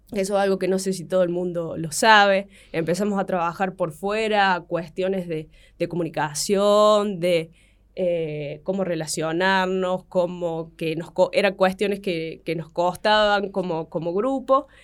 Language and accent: Spanish; Río Cuarto, Córdoba, Argentina; nosotros somos de Banda Norte